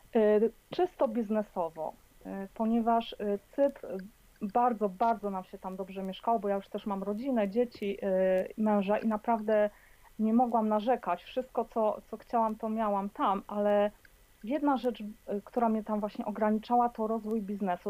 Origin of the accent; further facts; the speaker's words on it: Poland; moved away as an adult; now in Edinburgh, United Kingdom; wyjechałam z Polski E, no ponad 20 lat temu